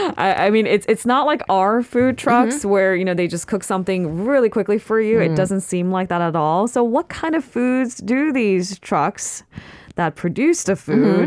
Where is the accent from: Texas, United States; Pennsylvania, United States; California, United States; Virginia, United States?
California, United States; I'm from California.